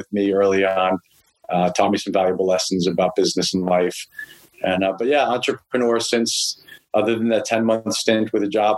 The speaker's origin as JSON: {"language": "English", "town": "Clearwater", "region": "Florida", "country": "United States", "tie": "born or raised there", "also_born_or_lived": "Columbus, Ohio / North Miami, Florida / Fort Lauderdale, Florida / Gainesville, Florida", "moved": "as an adult", "lives_now": "New York, United States", "said": "And then my parents split and I ended up with my mom and my brother in Clearwater, which is really where I spent the so-called formative years through high school"}